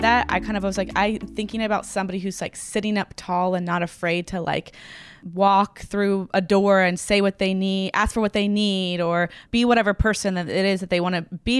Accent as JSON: {"language": "English", "town": "Franklin", "region": "Tennessee", "country": "United States", "tie": "born or raised there", "said": "I grew up in Franklin, Tennessee, which is right outside of Nashville"}